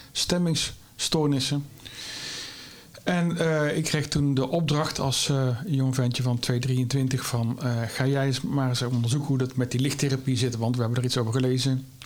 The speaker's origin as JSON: {"language": "Dutch", "town": "Vught", "region": "North Brabant", "country": "Netherlands", "accent": "Brabant", "said": "is een Brabander, maar dat dat kun je makkelijk horen, denk ik. Eh, ik kom oorspronkelijk uit Vught"}